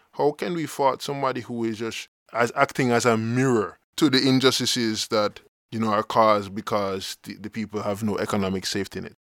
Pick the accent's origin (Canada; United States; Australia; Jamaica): Jamaica; existence as Jamaican